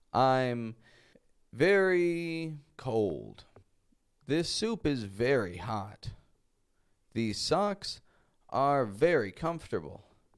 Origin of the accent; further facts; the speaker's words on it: Toronto, Ontario, Canada; first language English; now in Mexico; I'm a Canadian from Toronto, Canada, and I live in Mexico at the moment